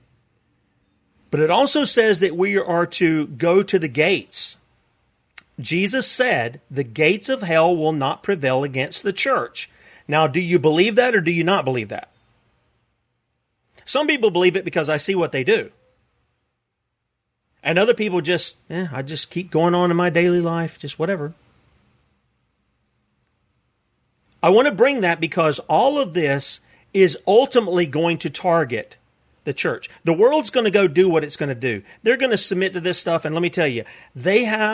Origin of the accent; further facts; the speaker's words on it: South Carolina, United States; I come from the land of South Carolina. It's my country.